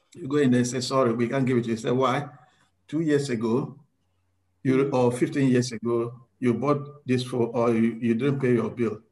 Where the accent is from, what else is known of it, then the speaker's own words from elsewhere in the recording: Ghana; also born or lived in South Australia; now in Australia; I am originally from Ghana.